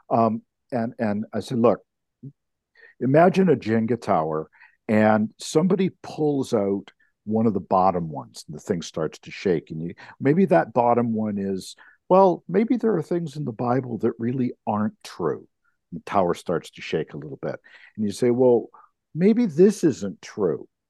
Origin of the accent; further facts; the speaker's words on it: Canada; as a Canadian